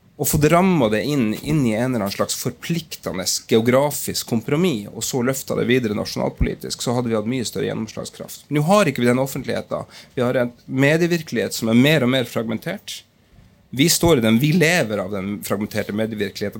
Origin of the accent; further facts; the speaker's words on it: Lakselv, Finnmark, Norway; moved away; Og sprang i gata mine der hvor jeg hadde vokst opp